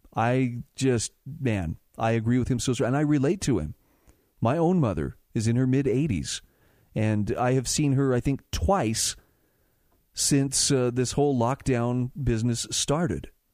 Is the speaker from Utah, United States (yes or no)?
yes; Utah, United States; in my home state of Utah